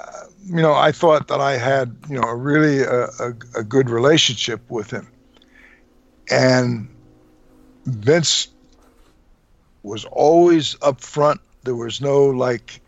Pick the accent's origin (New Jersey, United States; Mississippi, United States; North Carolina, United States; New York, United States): New Jersey, United States; moved away; I was born and raised in New Jersey, I was originally from that area